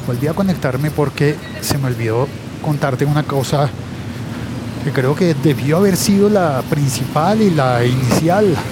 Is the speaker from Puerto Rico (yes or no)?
no; Colombia; siendo colombiano y estando en Colombia